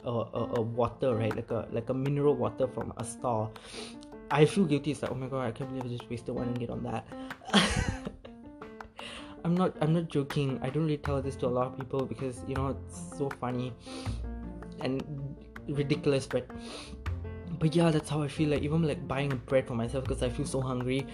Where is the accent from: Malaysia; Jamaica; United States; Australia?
Malaysia; as Malaysian